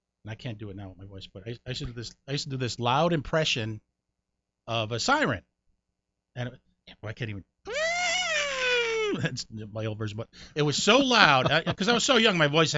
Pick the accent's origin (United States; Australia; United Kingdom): United States; Connecticut; born or raised there; moved away; also born or lived in New York